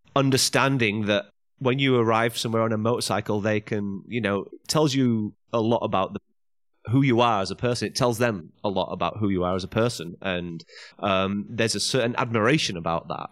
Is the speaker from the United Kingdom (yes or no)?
yes; England, United Kingdom; moved away as an adult; now in China; go back to England, get my, get my home country license